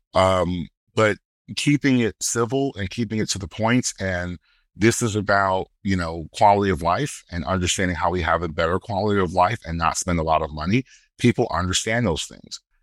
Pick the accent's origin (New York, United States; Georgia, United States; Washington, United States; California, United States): New York, United States; Brooklyn; growing up in Brooklyn